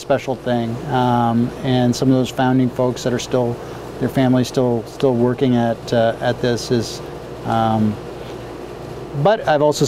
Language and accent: English; Italy; now in Oregon, United States; I grew up in Italy where people drank wine all the time